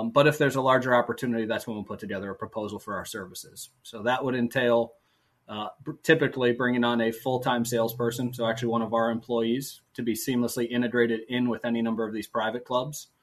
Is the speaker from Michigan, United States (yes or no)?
yes; Michigan, United States; moved away; I'm from Michigan originally